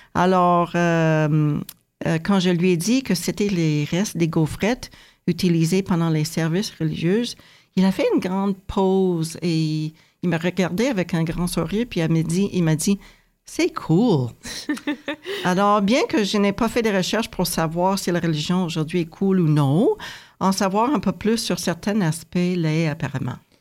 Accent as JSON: {"language": "French", "country": "United States", "tie": "born or raised there", "moved": "as an adult", "lives_now": "Canada", "said": "moi, j'ai grandi aux États-Unis"}